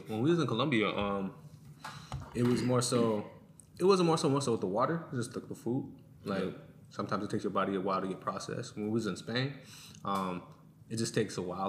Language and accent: English; United States